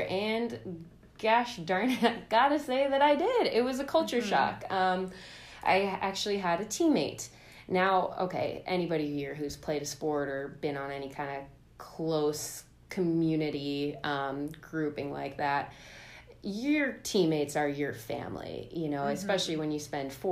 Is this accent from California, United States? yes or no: yes; Oakland, California, United States; I grew up in Oakland, California